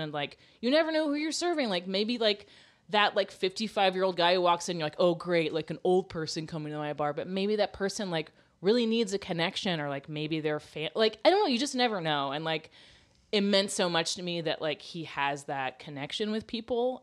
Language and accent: English; Florida, United States; we're from Florida